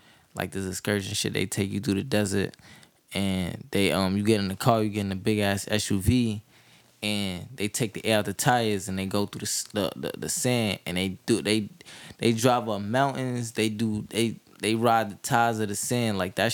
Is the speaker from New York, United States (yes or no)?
yes; New York City, New York, United States; I'm from Brooklyn, New York